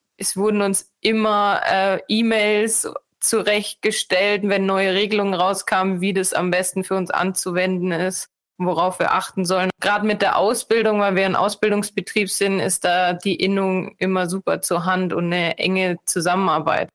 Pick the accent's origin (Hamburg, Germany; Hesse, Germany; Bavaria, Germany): Bavaria, Germany; Munich area; bin ich aus dem Münchner Raum